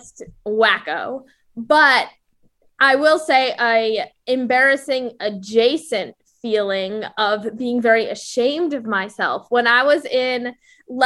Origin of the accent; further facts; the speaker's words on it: Ann Arbor, Michigan, United States; moved away as an adult; now in Florida, United States; I'm originally from Ann Arbor, Michigan